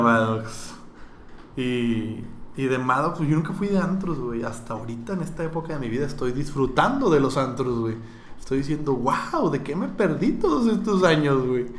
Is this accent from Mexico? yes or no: yes; Monterrey, Nuevo León, Mexico; yo soy regio